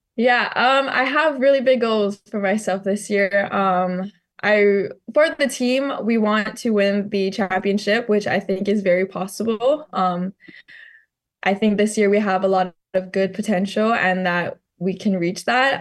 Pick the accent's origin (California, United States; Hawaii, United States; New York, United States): Hawaii, United States; Maui; growing up on Maui